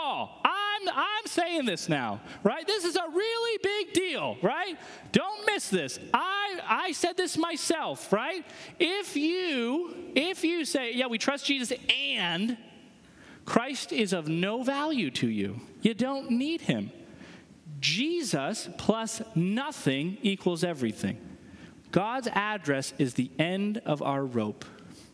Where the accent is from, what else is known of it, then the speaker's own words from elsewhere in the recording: New Hampshire, United States; moved away; I'm from New Hampshire